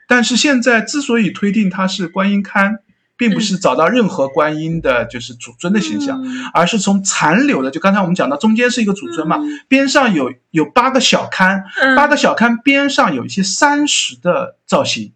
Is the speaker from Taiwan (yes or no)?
no; Hangzhou, Zhejiang, China; 作为一个杭州人